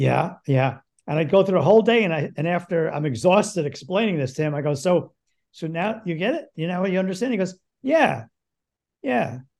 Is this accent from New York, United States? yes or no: yes; Yonkers, New York, United States; like the North Bronx, Yonkers.